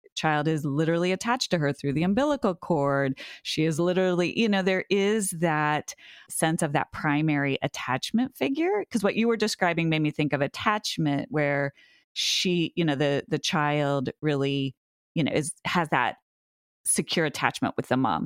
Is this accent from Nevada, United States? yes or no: no; Montana, United States; now in Massachusetts, United States; it's my hometown